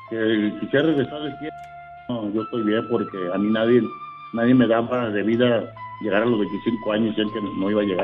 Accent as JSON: {"language": "Spanish", "town": "Los Algodones", "region": "Baja California", "country": "Mexico", "said": "los algodones de Baja California."}